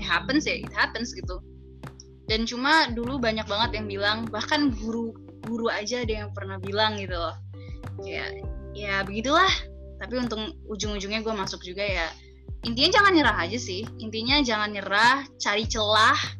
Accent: Jakarta, Indonesia; moved away as an adult; now in Depok, Indonesia; Gue asalnya dari Jakarta dan gue sekarang lagi menetap di Depok untuk kuliah

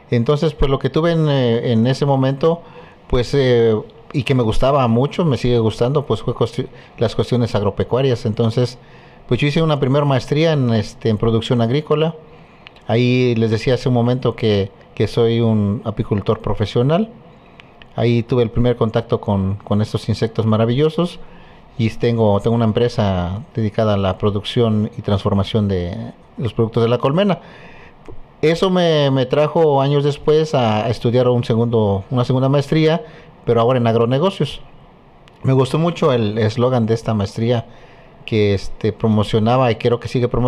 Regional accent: Chilapa de Álvarez, Guerrero, Mexico; now in Chilpancingo, Mexico; que yo soy este originario de, Chilapa de Álvarez. Hace algunas décadas, pues me vine de, de, mi, de mi pueblo, de Chilapa, con la intención precisamente de estudiar la ciencia.

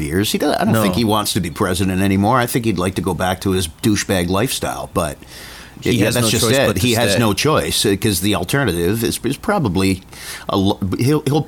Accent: Niagara Falls, Ontario, Canada; I'm from Niagara Falls

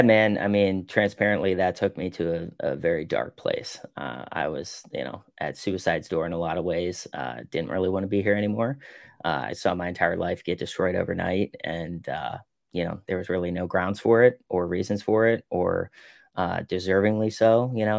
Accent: Pittsburgh, Pennsylvania, United States; I'm from Pittsburgh

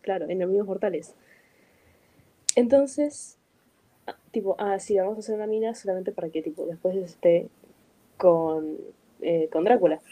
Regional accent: Argentina

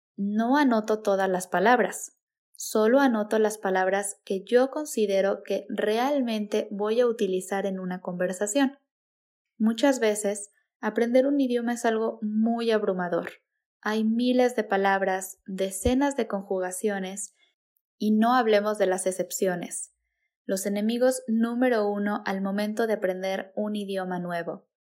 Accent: Mexico; first language Spanish; la cultura de México, nuestras tradiciones, nuestra jerga

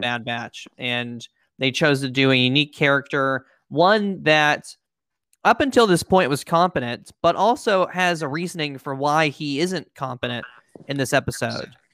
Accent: United States; two American, um, po' boys

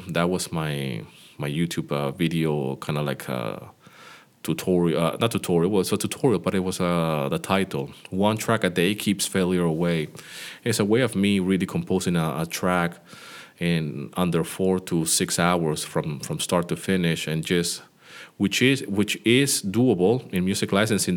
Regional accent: Greece; my hometown where I live here in Greece.

